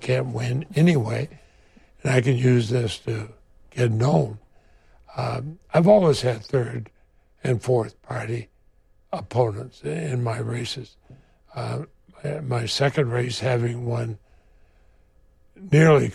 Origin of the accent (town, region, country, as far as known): Vermont, United States